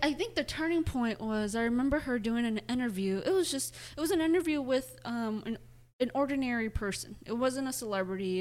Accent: Midwest, United States; moved away as an adult; also born or lived in Wisconsin; now in Austin, United States; we are from the Midwest

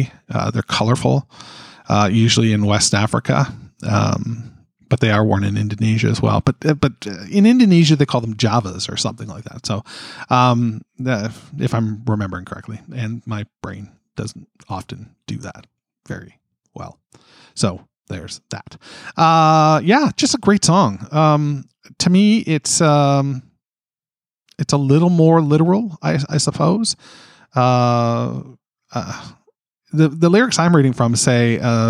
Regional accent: Canada; being a Canadian

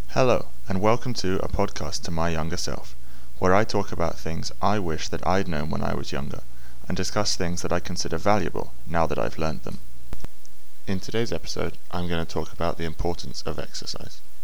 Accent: England, United Kingdom; when I was young, as all English boys do, I played football

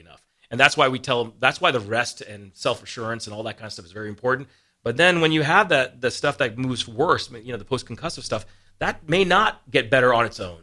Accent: East Coast, United States; moved away as an adult; now in Lincoln, Nebraska, United States; I came from the East Coast. Right. Uh, grew up there

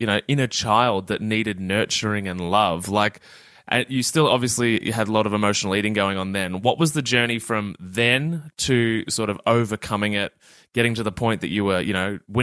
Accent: Australia; as an Australian man

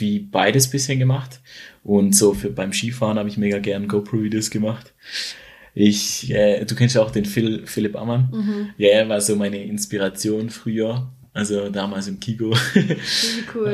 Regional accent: near Schaffhausen, Switzerland; Ich komme aus der Nähe von Schaffhausen oder wohne in der Nähe von Schaffhausen und habe hier eigentlich auch alles oder mein, mein Freundeskreis aufgebaut

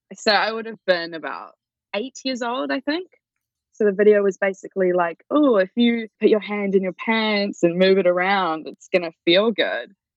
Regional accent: Auckland, New Zealand; I grew up in Auckland, which is probably like the biggest city in New Zealand. But I grew up in like a little town just out of it in the North Shore.

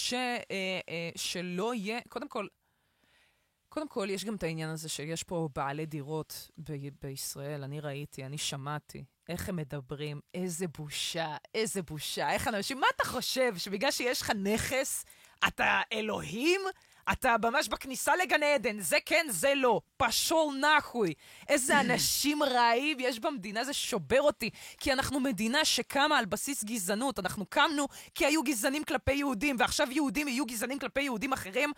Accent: Beersheba, Southern District, Israel; moved away; also born or lived in Bat Yam; אני הרי נולדתי בבאר שבע

